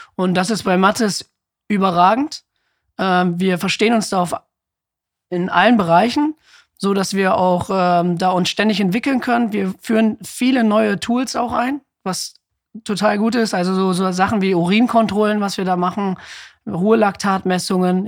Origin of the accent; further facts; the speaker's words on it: Ibbenbüren, North Rhine-Westphalia, Germany; also born or lived in Osnabrück; Ich komme ja auch aus Sippenbüren